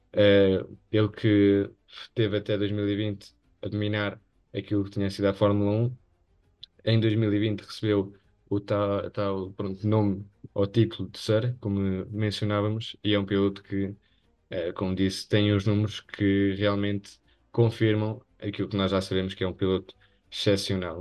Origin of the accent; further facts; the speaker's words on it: Spain; aqueles que somos espanhóis